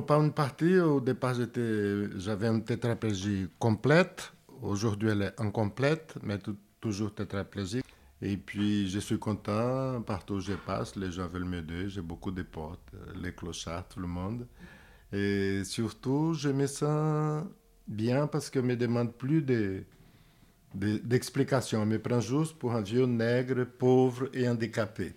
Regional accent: Brazil; moved away as an adult; now in France; Je suis brésilien, j'habite ici depuis 36 ans

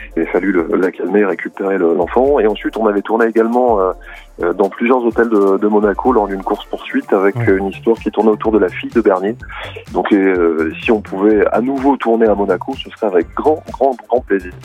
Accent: Nantes, Pays de la Loire, France; also born or lived in Sarthe; now in Alpes-Maritimes, France; je suis, je suis euh, breton. Je suis né à Nantes et j'ai vécu euh, dans la Sarthe

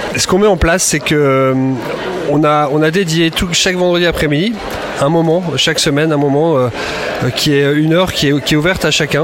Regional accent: Lille, Hauts-de-France, France; je suis originaire de Lille

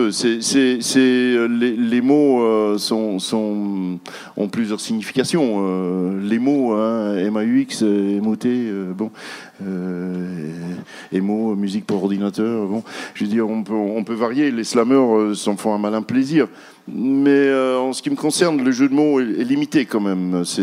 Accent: Quebec, Canada; Nous, les amis du Verbe, nous, nous on vient de, du Québec et on a trois versions de, de j'allais dire de ….

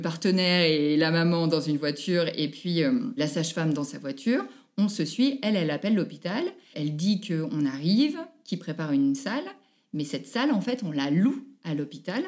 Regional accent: Annecy, Auvergne-Rhône-Alpes, France; je suis née à Annecy, j'habite à Poisy, en Haute-Savoie, tout près d'Annecy.

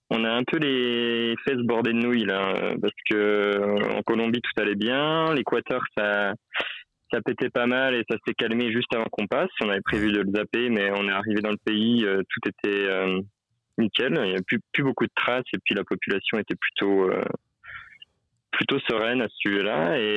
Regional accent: Besançon, Bourgogne-Franche-Comté, France; now in Peru; alors, on n'est pas à Besançon, on vient de Besançon, mais on est un peu plus loin, on est au Pérou, là.

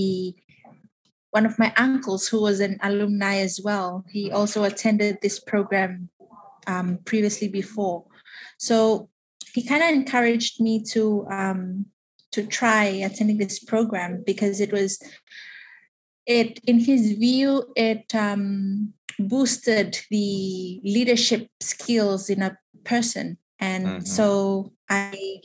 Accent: Tuvalu; I am from Tuvalu, the beautiful sandy beaches of Tuvalu

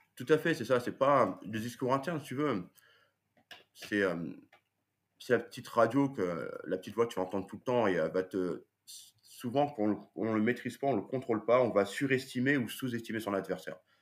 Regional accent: France; nous en tant que Français

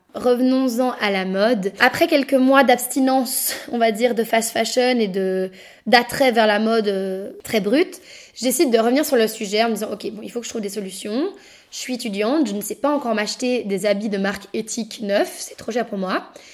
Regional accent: Brussels, Brussels-Capital Region, Belgium; je suis bruxelloise, née à Bruxelles et je vis encore à Bruxelles actuellement

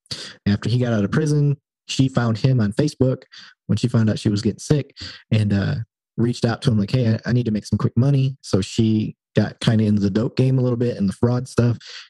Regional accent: Flint, Michigan, United States; I didn't really care for cops growing up in Flint

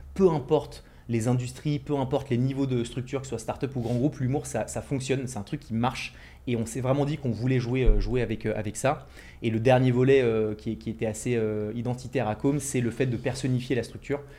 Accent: Ville-d'Avray, Île-de-France, France; Je viens de, du 92, de Ville d'Avray, une petite ville euh, juste à côté de Paris

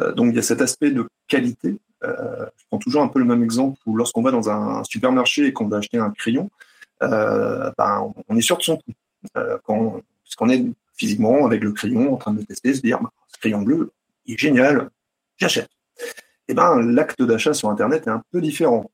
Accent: Brittany, France; je suis breton

